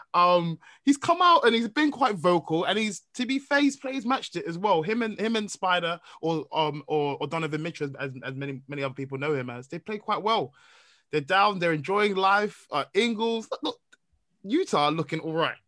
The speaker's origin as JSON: {"language": "English", "country": "Nigeria", "said": "I'm a Nigerian man"}